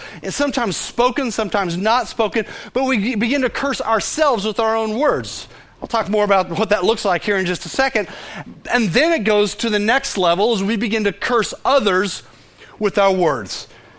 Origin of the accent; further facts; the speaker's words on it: Fort Worth, Texas, United States; Of course, we all say, of course we know about that, because we're from Fort Worth, right?